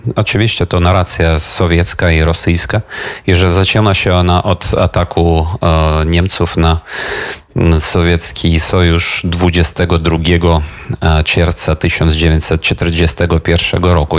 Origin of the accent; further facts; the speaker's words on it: Ukraine; Polish is a second language; u nas w Ukrainie